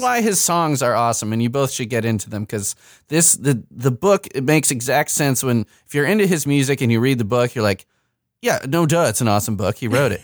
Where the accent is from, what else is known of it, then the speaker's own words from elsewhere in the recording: Chicago suburbs, Illinois, United States; moved away as an adult; now in Indiana, United States; I am from the Midwest, but I grew up in the Chicago suburbs